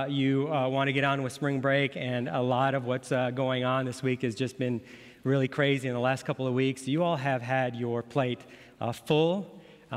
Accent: Chicago, Illinois, United States; I was born in Chicago.

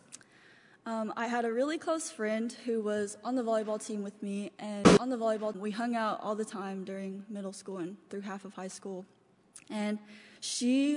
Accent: Lawrence, Kentucky, United States; also born or lived in China; I was raised in Lawrence, Kentucky

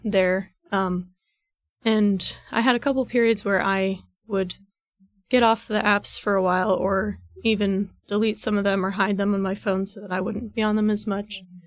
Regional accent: Reynoldsburg, Ohio, United States; I'm from Reynoldsburg, Ohio, which is about, like, fifteen minutes east of Columbus

